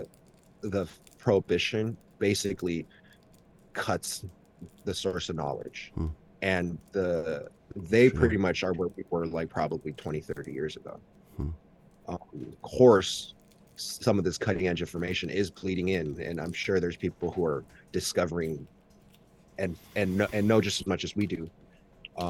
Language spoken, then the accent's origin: English; United States; first language Mandarin; I was born in America